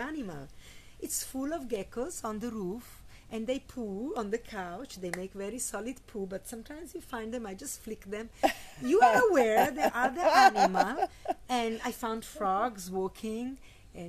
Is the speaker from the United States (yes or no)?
no; Italy; I grew up in Italy, so we have Christianity